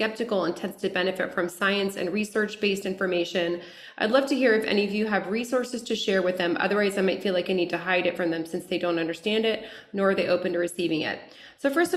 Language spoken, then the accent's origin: English; Lafayette, United States; moved away as an adult; also born or lived in Denver; now in Los Angeles, United States; moved from my hometown Lafayette to Denver, to Los Angeles